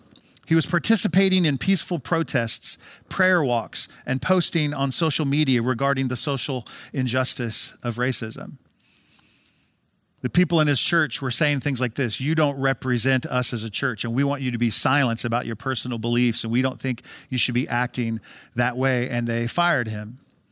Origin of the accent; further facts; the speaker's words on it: Decatur, Illinois, United States; But of course, I grew up in Central Illinois. I'm a Decatur resident my whole life.